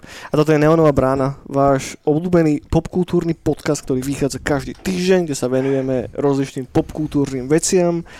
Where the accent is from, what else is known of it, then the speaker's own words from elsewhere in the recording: Trnava, Trnava Region, Slovakia; u nás v Trnave